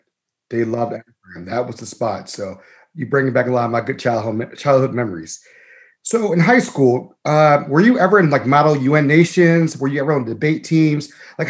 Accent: Baltimore, Maryland, United States; I mean, I'm originally from Baltimore also

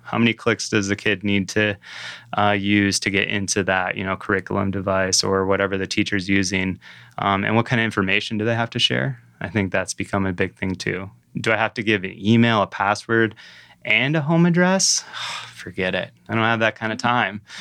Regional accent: downstate Michigan, United States; moved away as an adult; also born or lived in Aspen, Colorado; now in Traverse City, United States; I grew up downstate, so I'm from Michigan, the Mitten, um, you know, originally

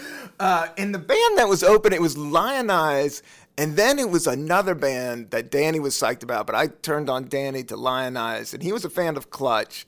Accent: Washington, District of Columbia, United States; moved away as an adult; now in New York, United States; I grew up on Capitol Hill

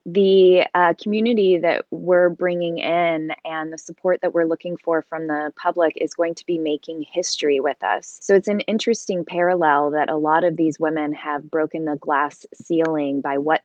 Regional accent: Kentucky, United States; moved away as an adult; now in Los Angeles, United States; I grew up there

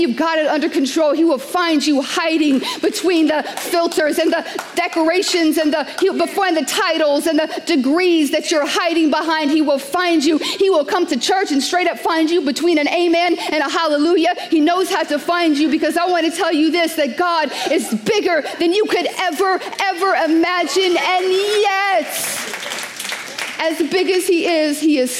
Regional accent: New York City, New York, United States; I'm a New Yorker.

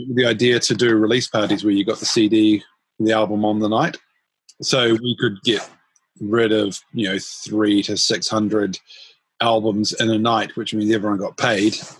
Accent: Auckland, New Zealand; I was born and raised in in Howick, um, which is in Auckland

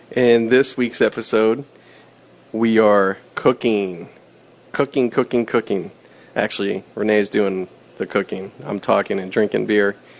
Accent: Pittsburgh, Pennsylvania, United States; accent: Pittsburgh; moved away; picking up my Pittsburgh accent a bit

